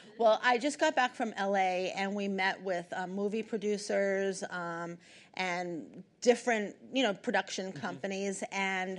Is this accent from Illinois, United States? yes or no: no; New York City, New York, United States; I didn't come from any money. I was born and raised in the Bronx.